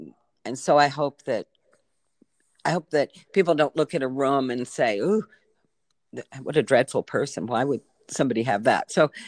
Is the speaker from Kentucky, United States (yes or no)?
no; Virginia, United States; I grew up in Virginia with a family that, my mother particularly was very caring person.